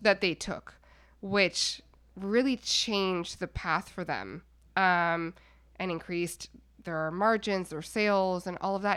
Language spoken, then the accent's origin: English; Montreal, Quebec, Canada; moved away; also born or lived in Toronto; I'm from Montreal, uh, Canada originally